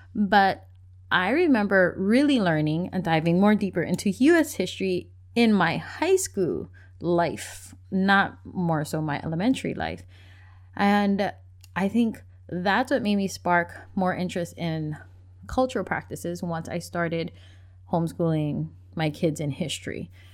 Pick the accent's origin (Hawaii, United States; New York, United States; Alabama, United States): Hawaii, United States; moved away as an adult; now in Washington, United States; I grew up in Hawaii and I was born and raised in a place where you didn't just learn about your Hawaiian culture